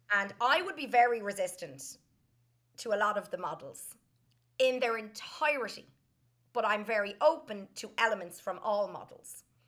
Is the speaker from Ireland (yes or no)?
yes; Dublin, Leinster, Ireland; I grew up in Dublin